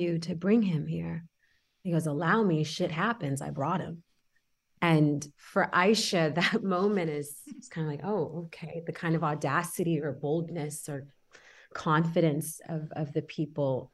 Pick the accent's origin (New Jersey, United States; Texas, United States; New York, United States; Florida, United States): Texas, United States; Houston; also born or lived in Senegal; I am from Senegal. I was born there and we moved to Houston when I was 6